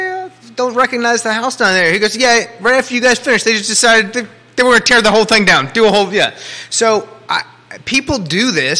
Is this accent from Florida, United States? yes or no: no; Columbia, Virginia, United States; I grew up in Columbia, where the Rivanna and the James come together.